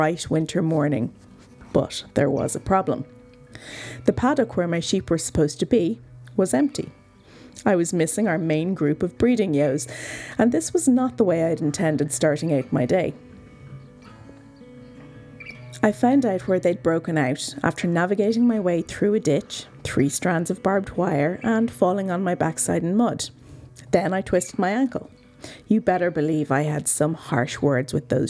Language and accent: English; Dublin, Leinster, Ireland; also born or lived in South County Wicklow, Ireland; now in County Wicklow, Ireland; I'm originally from Dublin